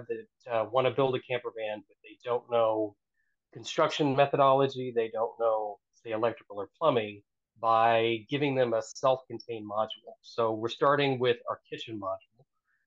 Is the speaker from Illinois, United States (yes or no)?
no; Oklahoma, United States; now in Philadelphia, United States; I actually grew up on the plains of Oklahoma